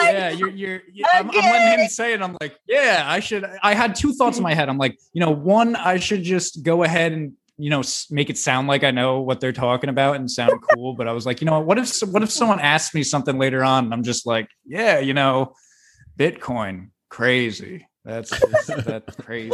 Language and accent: English; New Jersey, United States; I'm from New Jersey